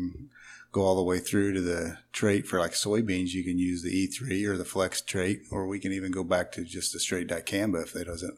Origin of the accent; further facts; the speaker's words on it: Jerseyville, Illinois, United States; now in Godfrey, United States; I grew up in Jerseyville, just south of town there. I live in Godfrey now.